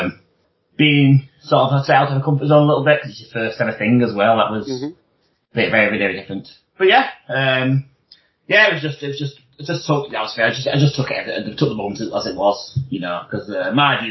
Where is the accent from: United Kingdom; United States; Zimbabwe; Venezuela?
United Kingdom; Wigan, North West England; I'm from Wigan